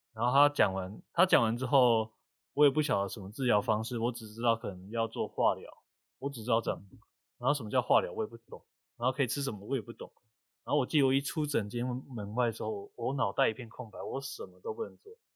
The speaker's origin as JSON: {"language": "Chinese", "town": "Kaohsiung", "country": "Taiwan", "also_born_or_lived": "northern Taiwan", "moved": "as an adult", "said": "因为我是高雄人，然后我来到北部工作"}